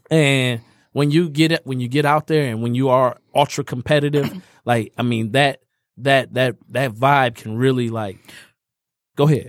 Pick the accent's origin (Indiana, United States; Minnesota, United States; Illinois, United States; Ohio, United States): Indiana, United States; moved away; I'm a Indiana boy. So I grew up in Indiana.